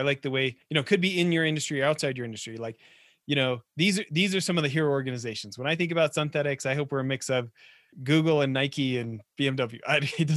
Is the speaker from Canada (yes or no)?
yes; Edmonton, Alberta, Canada; I grew up in Edmonton in the 80s